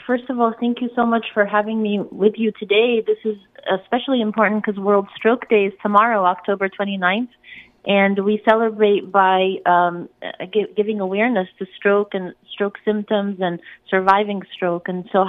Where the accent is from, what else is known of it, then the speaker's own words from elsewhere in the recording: Egypt; I'm Egyptian, so I'm from North Africa, and I'm coming from the Middle East